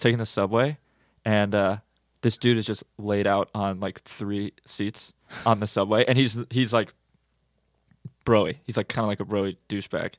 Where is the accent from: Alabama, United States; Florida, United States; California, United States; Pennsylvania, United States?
California, United States; Santa Monica; growing up in Santa Monica